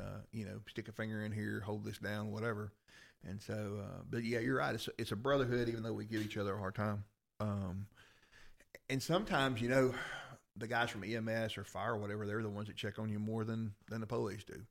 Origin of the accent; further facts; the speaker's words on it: Rome, Georgia, United States; I grew up in Rome. I went to Coosa.